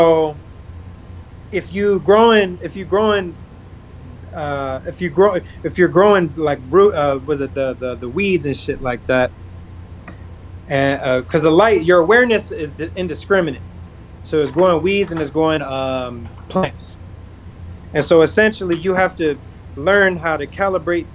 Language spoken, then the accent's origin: English; North Las Vegas, Nevada, United States; I grew up in Northtown, Las Vegas